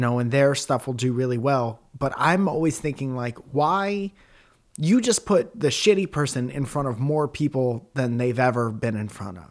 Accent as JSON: {"language": "English", "town": "Stratford", "region": "Connecticut", "country": "United States", "said": "I'm from Stratford, Connecticut, and I try to make people laugh for a living"}